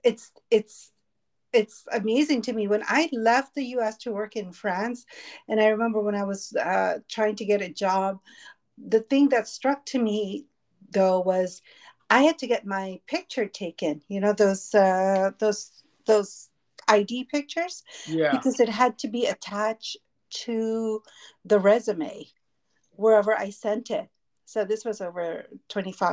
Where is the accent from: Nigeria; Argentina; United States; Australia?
United States; Boston, Massachusetts; also born or lived in Berkshires; now in Las Vegas, United States; in Boston, growing up in the East Coast, especially in the Northeast